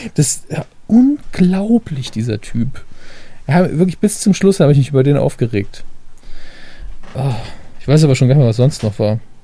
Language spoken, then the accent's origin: German; Saarland, Germany; als Saarländer